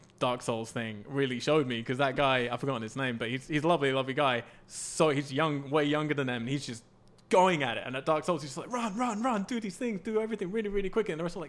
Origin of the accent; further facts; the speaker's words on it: England, United Kingdom; I'm English.